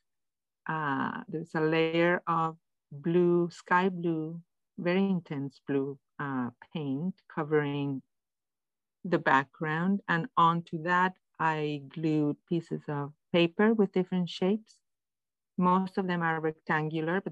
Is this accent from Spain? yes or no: yes; Madrid, Community of Madrid, Spain; English is a second language; also born or lived in Vermont; now in Montreal, Canada; I am from Madrid, Spain, and I've lived here for many, many years, and the last 7 years in Vermont